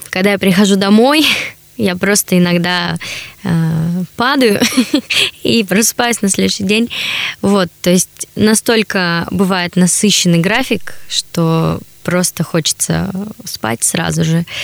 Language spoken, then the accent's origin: Russian; Chelyabinsk, Chelyabinsk Oblast, Russia; now in Saint Petersburg, Russia; Я вообще из Челябинска. На данный момент живу в Санкт-Петербурге.